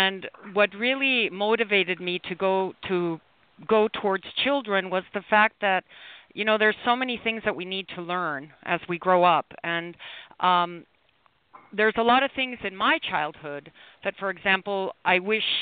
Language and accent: English; Mexico City, Mexico; also born or lived in Chicago, Illinois; I was born in Chicago, Illinois, and I was raised in Mexico City, Mexico